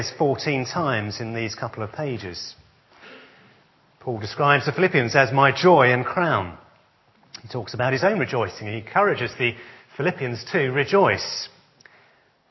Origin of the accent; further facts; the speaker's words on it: Essex, East of England, United Kingdom; born and brought up in Essex, like myself.